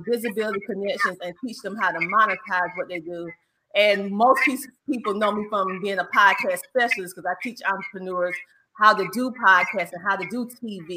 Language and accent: English; Bennettsville, South Carolina, United States; accent: Southern twang; My hometown is Bennettsville, South Carolina, actually. And for all of you, I know you hear the Southern twang.